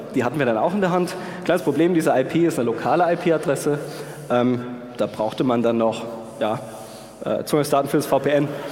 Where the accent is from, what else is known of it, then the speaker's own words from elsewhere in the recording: Darmstadt, Hesse, Germany; ich komme aus Darmstadt, deswegen Hessen